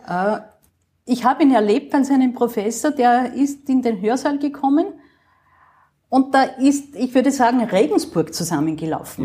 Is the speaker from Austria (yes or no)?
yes; Upper Austria, Austria; moved away as an adult; now in Vienna, Austria; als Oberösterreicherin